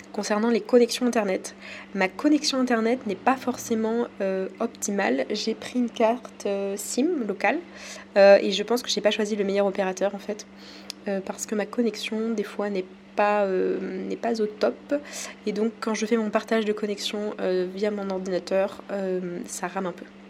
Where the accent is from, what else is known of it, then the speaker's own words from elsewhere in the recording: France; accent: French; j'ai mon accent français qui ressort